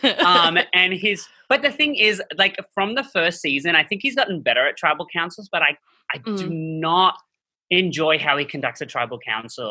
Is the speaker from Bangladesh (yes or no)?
no; Australia; moved away